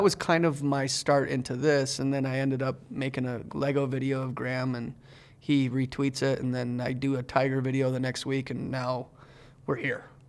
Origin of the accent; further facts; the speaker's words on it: Canada; moved away; growing up in Canada